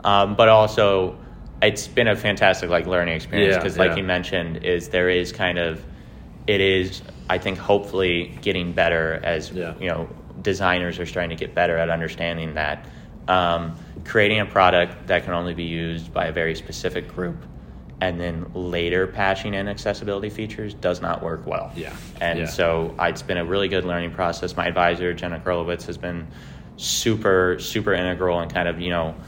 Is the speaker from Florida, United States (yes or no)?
no; Lake St. Louis, Missouri, United States; now in St. Louis, United States; I'm from Lake St. Louis, which is like 45 minutes west of downtown.